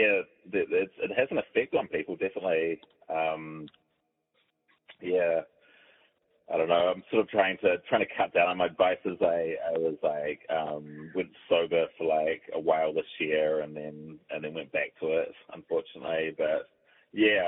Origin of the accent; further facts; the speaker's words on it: New Zealand; over here we get like a lot of the English, like the British, like food, because we're like a British colony